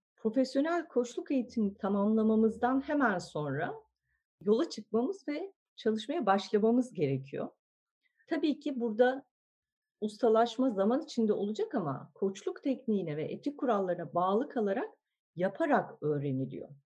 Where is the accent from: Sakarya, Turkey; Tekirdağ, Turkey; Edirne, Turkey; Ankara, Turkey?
Ankara, Turkey; moved away as an adult; now in Istanbul, Turkey; Ben Ankara doğumluyum. Lisans mezuniyetimin ardından İstanbul'a